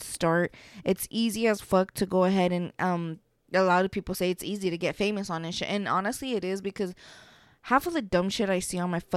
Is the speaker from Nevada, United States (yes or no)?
yes; Las Vegas, Nevada, United States; I'm from Vegas